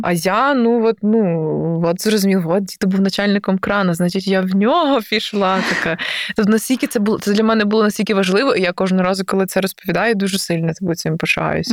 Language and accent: Ukrainian; Galicia, Ukraine; я галичанка, що я з Галичини